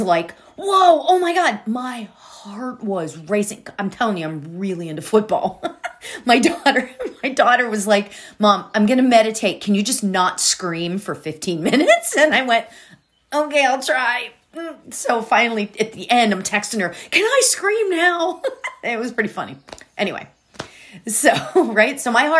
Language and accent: English; Pittsburgh, Pennsylvania, United States; moved away; I'm from Pittsburgh. So, you know, when you're from back there